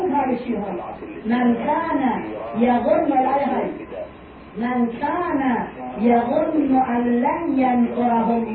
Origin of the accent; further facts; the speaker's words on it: Egypt; أكبر حكومة في بلادنا مصر لا شك فيه مصر كانت تزود نفس العالم الإسلامي بالثقافة والعلم